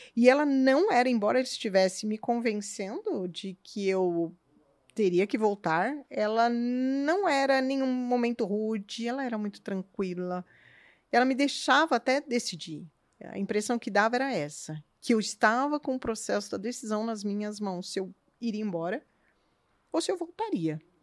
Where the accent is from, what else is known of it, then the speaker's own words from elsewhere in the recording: São Paulo, Brazil; moved away as an adult; now in Curitiba, Brazil; eu não nasci aqui, eu nasci em São Paulo